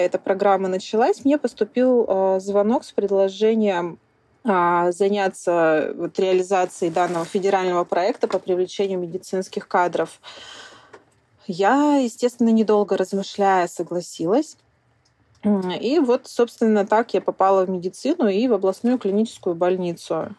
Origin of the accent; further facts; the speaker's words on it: Sakhalin Oblast, Russia; also born or lived in Khabarovsk; я коренная жительница Сахалинской области. Родилась и выросла я на севере Сахалина.